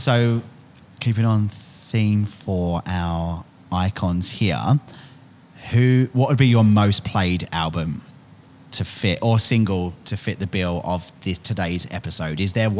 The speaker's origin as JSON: {"language": "English", "region": "England", "country": "United Kingdom", "moved": "yes", "lives_now": "Australia", "said": "So I said Australian, I'm from England. I'm not Australian."}